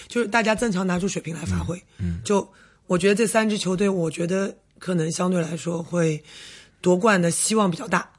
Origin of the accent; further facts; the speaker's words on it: Jiangsu, China; 孙静芳是我们江苏人